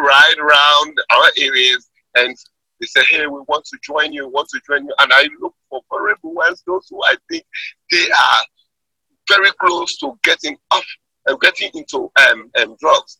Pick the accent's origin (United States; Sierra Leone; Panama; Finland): Sierra Leone; Freetown, Western Area; I'm from Sierra Leone, Freetown, West Africa.